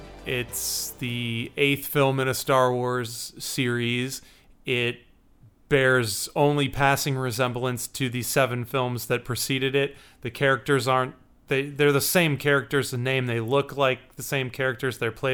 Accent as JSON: {"language": "English", "town": "Chicago", "region": "Illinois", "country": "United States", "said": "I'm a writer and a musician, and I'm from Chicago, Illinois."}